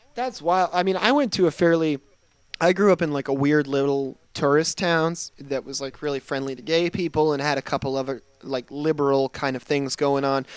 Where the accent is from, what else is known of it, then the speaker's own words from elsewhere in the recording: Michigan, United States; I grew up in Michigan. I grew up in Michigan, where we have winter